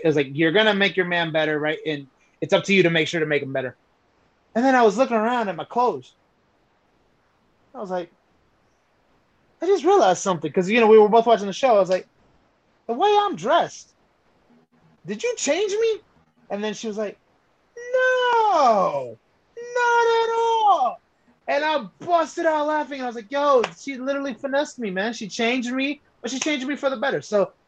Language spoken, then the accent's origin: English; Atlanta, Georgia, United States; also born or lived in Dallas, Texas; I was born in Dallas, Texas, but I came here in 1990 when I was around 4 or 5. And I love Atlanta. Atlanta's my home.